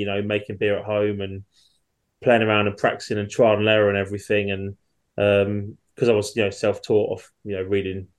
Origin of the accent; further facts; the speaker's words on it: Chelmsford, East of England, United Kingdom; I'm from Chelmsford in Essex. I've lived here most of my life